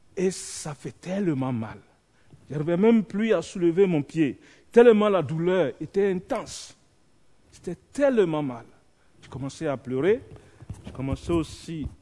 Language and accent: French; Côte d’Ivoire; Je viens de la Côte d'Ivoire